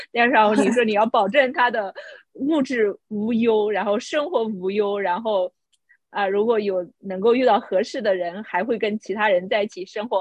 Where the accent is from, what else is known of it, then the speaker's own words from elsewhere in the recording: China; moved away; 这个也是挑战我们中国人价值观的